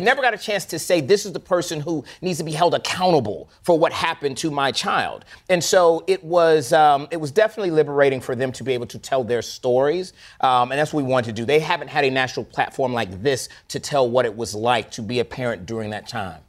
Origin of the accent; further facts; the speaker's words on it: Florida, United States; now in Atlanta, United States; I was raised in the South, I grew up in Florida